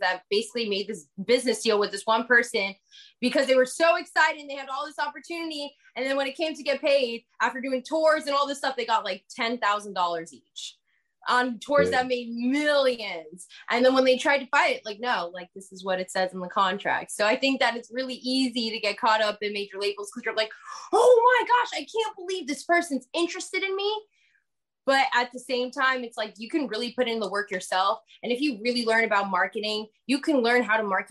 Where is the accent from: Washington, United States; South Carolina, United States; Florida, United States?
Florida, United States; Broward County; I'm from Broward County